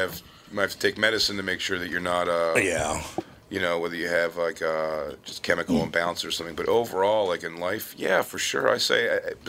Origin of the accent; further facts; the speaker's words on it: Philadelphia, Pennsylvania, United States; accent: Philly; We grew up lower class in Philadelphia